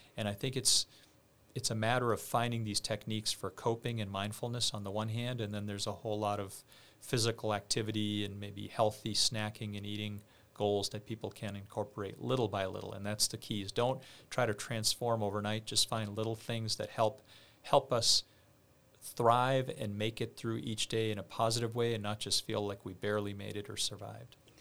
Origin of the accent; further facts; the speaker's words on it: outside of Boston, Massachusetts, United States; I grew up outside of Boston